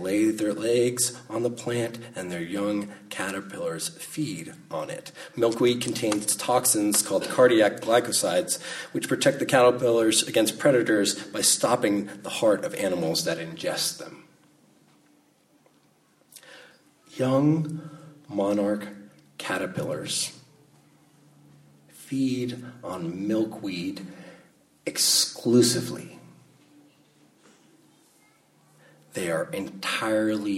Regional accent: Monterey Peninsula, California, United States; I grew up in the Monterey Peninsula, Salinas, Monterey, Carmel, and Pacific Grove area

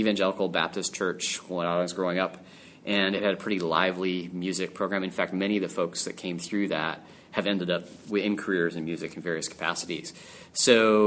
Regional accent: Calgary, Alberta, Canada; I am from Calgary, Alberta, in Canada

